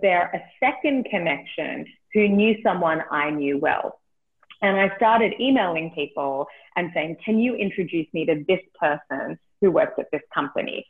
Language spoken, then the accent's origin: English; Australia; moved away; I'm from Australia, in case you can't tell from the accent.